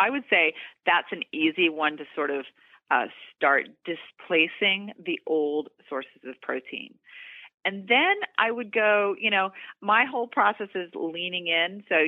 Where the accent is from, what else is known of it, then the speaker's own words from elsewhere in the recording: the South, United States; I grew up in the South and because I love traditional foods like, you know, chicken and mashed potatoes